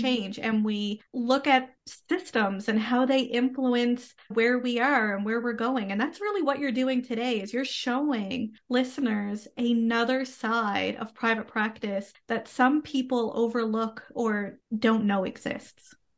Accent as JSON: {"language": "English", "country": "Canada", "said": "I am a Canadian social worker"}